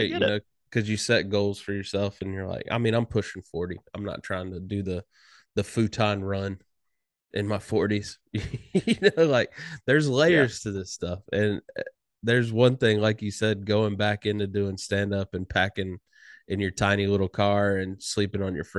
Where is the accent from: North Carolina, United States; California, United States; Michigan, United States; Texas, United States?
North Carolina, United States; Pinehurst; I went back home. Like home, my hometown in North Carolina, Pinehurst, North Carolina.